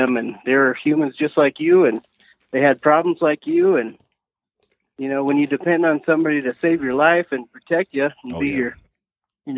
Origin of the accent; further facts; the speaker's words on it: a small town in Iowa, United States; moved away; I came from a small town in Iowa